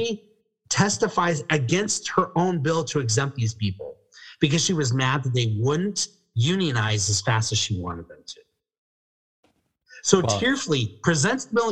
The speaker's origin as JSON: {"language": "English", "region": "Colorado", "country": "United States", "moved": "yes", "lives_now": "California, United States", "said": "I'm actually originally from Colorado"}